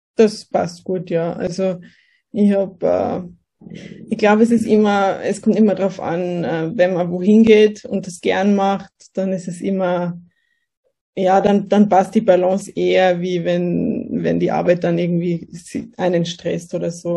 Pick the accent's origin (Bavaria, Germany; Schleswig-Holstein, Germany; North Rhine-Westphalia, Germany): Bavaria, Germany; Kelheim; moved away as an adult; now in Austria; ich bin aus, äh, komme aus Bayern. Aus Kelheim